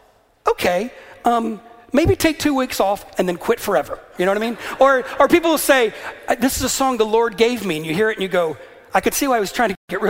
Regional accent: the American South, United States; moved away as an adult; also born or lived in Atlanta, Georgia; now in Northern Ireland, United Kingdom; I grew up in the South

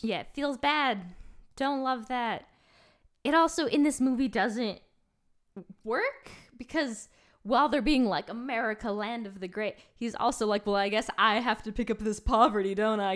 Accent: New York, United States; I grew up in New York, not New York City

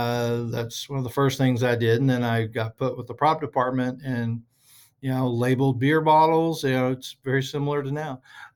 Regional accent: Groves, Texas, United States; I'm originally from the Port Arthur area, which is I'm from a little town called Groves, which is okay. A suburb of Port Arthur, which is a suburb of Beaumont, which is kind of a suburb of Houston.

